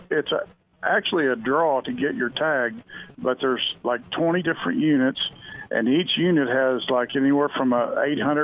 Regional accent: Joplin, Missouri, United States; now in Kansas, United States; I'm actually from Joplin, Missouri, and I've been over in Kansas for almost 30 years now

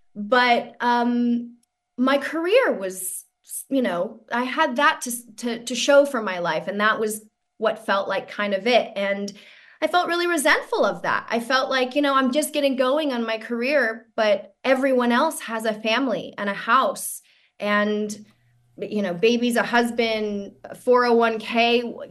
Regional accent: San Francisco, California, United States; I'm from San Francisco, but I grew up in the Richmond district.

